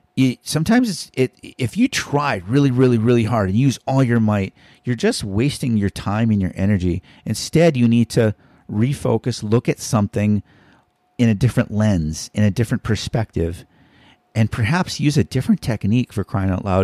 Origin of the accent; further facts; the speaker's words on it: Hawaii, United States; we're from Hawaii.